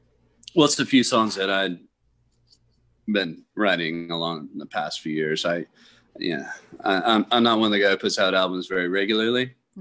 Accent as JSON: {"language": "English", "region": "Kentucky", "country": "United States", "tie": "born or raised there", "accent": "Kentucky", "moved": "yes", "said": "I grew up listening to in Kentucky"}